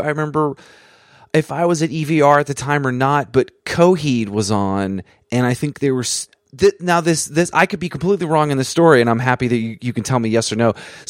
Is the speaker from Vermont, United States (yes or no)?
yes; Vermont, United States; I grew up in Vermont, so it was kind of hard to see some of these tours early on